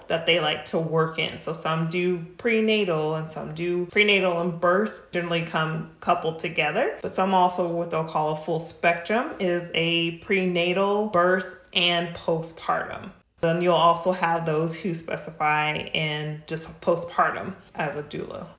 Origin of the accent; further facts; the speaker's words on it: New Mexico, United States; now in Rancho Cucamonga, United States; I'm originally from New Mexico. I'm not a California native